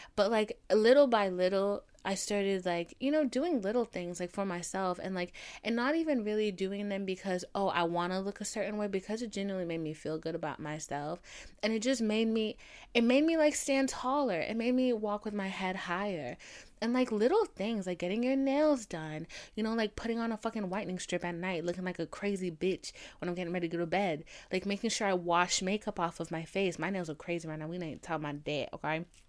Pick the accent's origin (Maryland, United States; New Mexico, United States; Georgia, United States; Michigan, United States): Georgia, United States; Atlanta; I'm from Atlanta